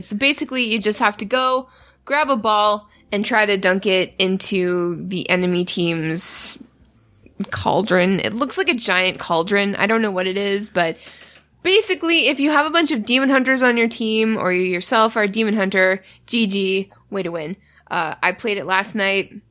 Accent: Canada; I'm Canadian

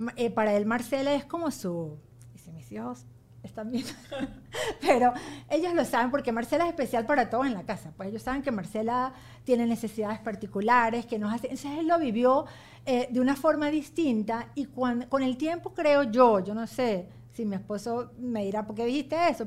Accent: Venezuela; moved away as an adult; also born or lived in Ohio, United States; now in United States; yo jamás me voy a ir de Venezuela, yo voy y vengo porque yo de Venezuela no me voy nunca

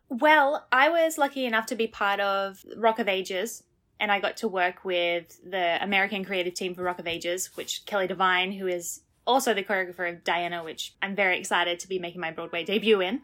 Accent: Australia; moved away as an adult; now in Jersey City, United States; as an Australian

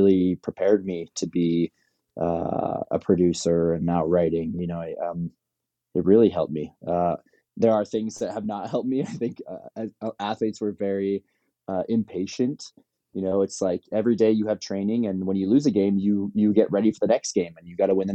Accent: Palos Verdes, California, United States; I'm from Palos Verdes.

